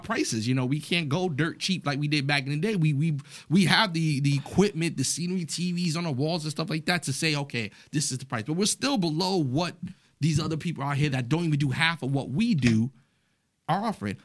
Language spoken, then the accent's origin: English; New York City, New York, United States; I was raised in the Bronx, New York